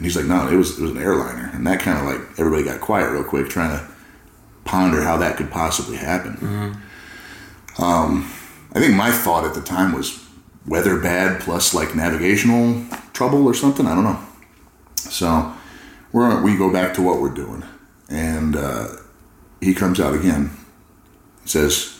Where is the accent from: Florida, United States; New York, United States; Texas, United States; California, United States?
California, United States; I grew up in California